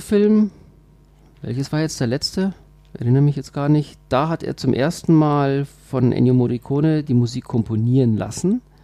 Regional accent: Switzerland; also born or lived in Bavaria; now in Germany; ich bin ja Schweizer, also wenn ich das mal so, so sagen darf, aber nur Zugereister. Ja. Ich fühle mich äh, total als Bayer

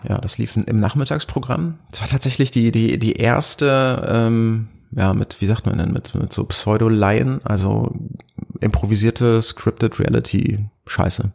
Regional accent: near Cologne, North Rhine-Westphalia, Germany; moved away as an adult; also born or lived in Potsdam / Berlin; ich komme aus NRW, das aus der Nähe von Köln

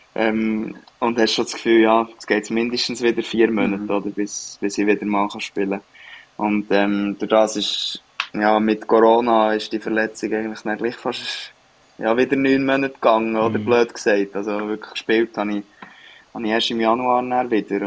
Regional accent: Switzerland; moved away as an adult; now in Sweden; als Schweizer

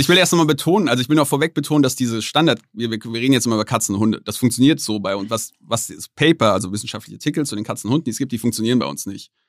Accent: Germany; ich als Deutscher

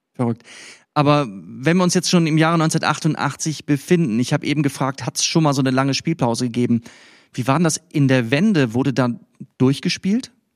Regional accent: West Germany, Germany; ich hier als Wessi

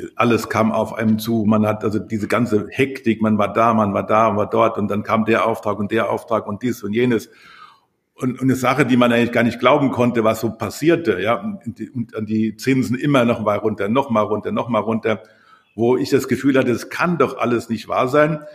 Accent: Rockenhausen, Rhineland-Palatinate, Germany; moved away; also born or lived in Berlin; da geboren im Krankenhaus, so wie ich auch

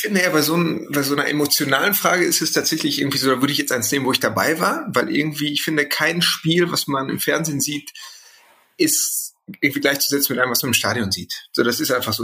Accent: Gelsenkirchen, North Rhine-Westphalia, Germany; ich bin ganz in der Nähe von Parkstadion aufgewachsen

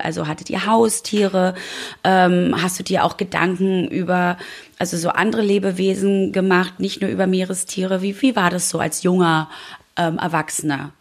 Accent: East Germany, Germany; ich bin auch gebürtiger DDR-Bürger

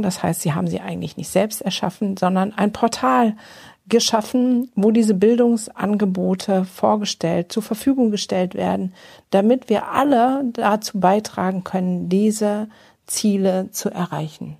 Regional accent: Germany; bei uns in Deutschland

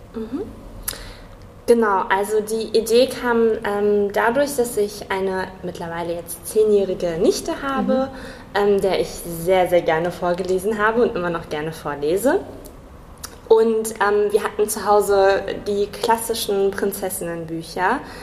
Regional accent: Kassel, Hesse, Germany; moved away as an adult; now in Marburg, Germany; komme ursprünglich aus Kassel, bin äh, hier zur Schule gegangen, habe hier studiert

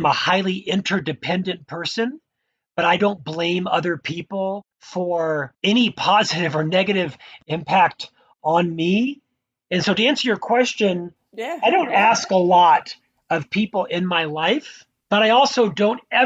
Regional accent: Orlando, Florida, United States; moved away as an adult; also born or lived in Provo, Utah; now in Utah, United States; I was born in Orlando, Florida

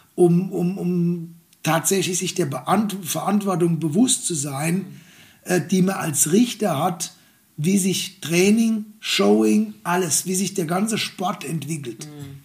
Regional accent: Germany; bei uns in Deutschland

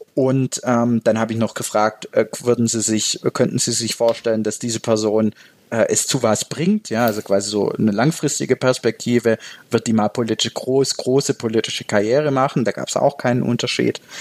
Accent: Baden-Württemberg, Germany; moved away as an adult; now in Switzerland; meinen Heimatbundesland Baden-Württemberg

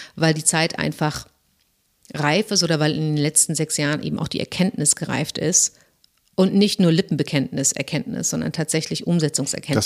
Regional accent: Germany; als Deutsche

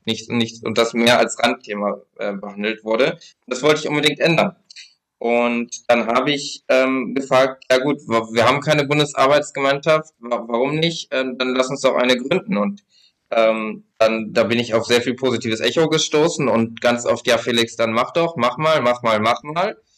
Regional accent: Lower Saxony, Germany; bei mir in Niedersachsen, wo ich herkomme

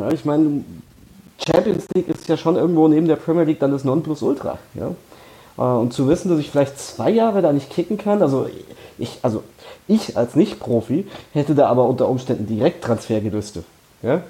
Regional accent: Frankfurt, Hesse, Germany; als Frankfurter

